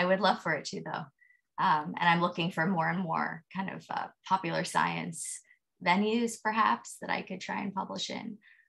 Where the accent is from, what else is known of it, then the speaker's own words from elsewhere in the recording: United States; I am an American.